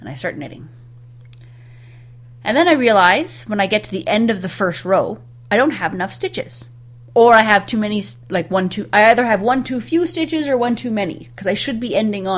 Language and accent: English; Canada; I'm from Canada